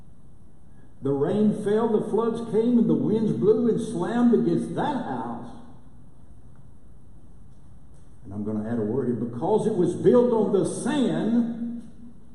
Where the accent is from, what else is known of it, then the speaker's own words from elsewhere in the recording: Lubbock, Texas, United States; moved away as an adult; now in Durant, United States; I'm originally from Lubbock